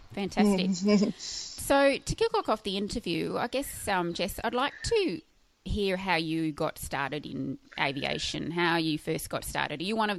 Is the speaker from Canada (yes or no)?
no; Tamworth, New South Wales, Australia; I'm from Tamworth, actually. I was born in Tamworth.